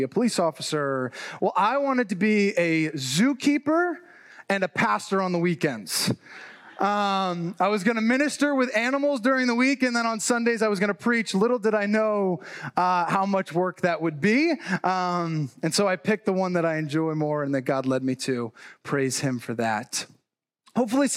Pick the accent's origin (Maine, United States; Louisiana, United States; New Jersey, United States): New Jersey, United States; also born or lived in Chicago; I was actually born and raised in New Jersey